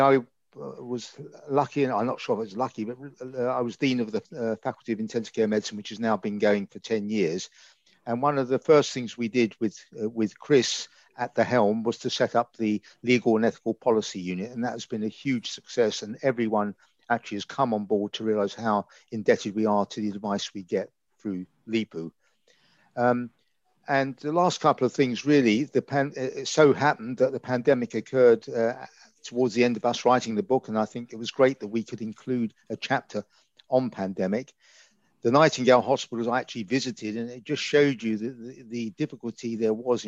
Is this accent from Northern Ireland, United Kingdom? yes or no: no; London, United Kingdom; now in Reading, United Kingdom; I'm from the East End of London, as you can probably guess by my accent.